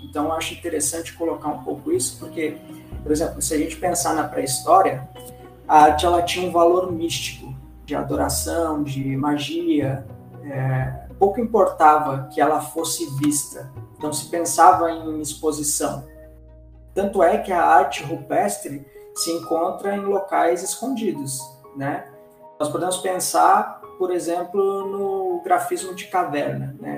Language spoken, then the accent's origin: Portuguese; Rio Grande do Sul, Brazil; eu nasci no Rio Grande do Sul, é, próximo ao Uruguai